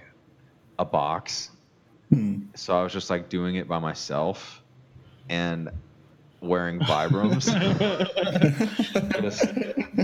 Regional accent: Louisiana, United States; I am originally from Louisiana

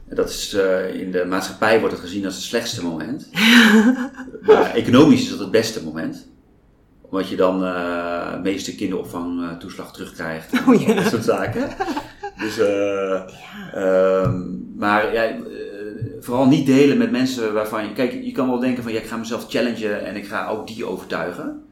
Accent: Apeldoorn, Gelderland, Netherlands; also born or lived in Groningen; now in Amsterdam, Netherlands; Ik ben geboren in Apeldoorn

